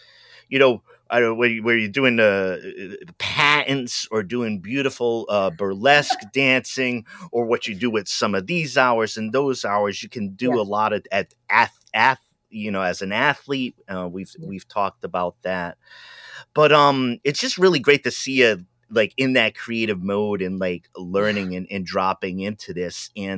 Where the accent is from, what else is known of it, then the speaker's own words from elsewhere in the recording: New England, United States; I'm from New England.